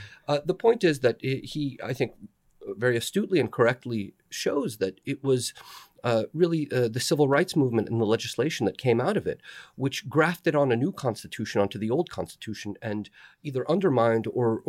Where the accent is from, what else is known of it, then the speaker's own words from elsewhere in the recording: the South, United States; I'm from the South. I see a lot of pockets of health.